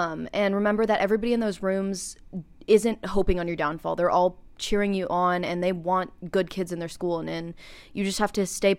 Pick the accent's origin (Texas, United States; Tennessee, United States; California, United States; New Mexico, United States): Texas, United States; we're also from Texas